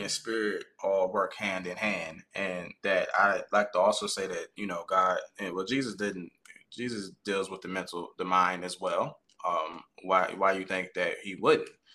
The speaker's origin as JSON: {"language": "English", "area": "Caroline County", "region": "Virginia", "country": "United States", "tie": "born or raised there", "said": "I currently reside in Caroline County, Virginia, um, and that's where I was born and bred"}